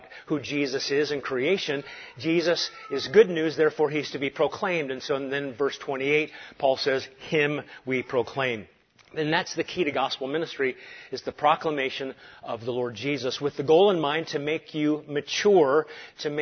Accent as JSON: {"language": "English", "region": "Galilee", "country": "Israel", "also_born_or_lived": "Santa Cruz, California", "moved": "yes", "said": "I'm a kid from Galilee"}